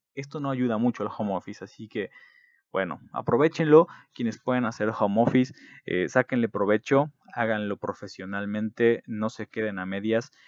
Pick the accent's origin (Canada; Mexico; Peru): Mexico